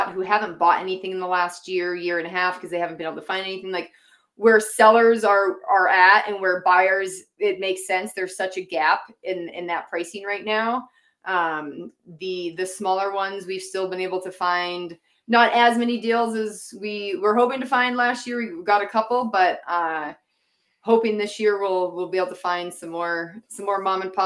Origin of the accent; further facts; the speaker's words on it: Massachusetts, United States; moved away as an adult; now in Utah, United States; I grew up in Massachusetts. I moved to Utah in 2016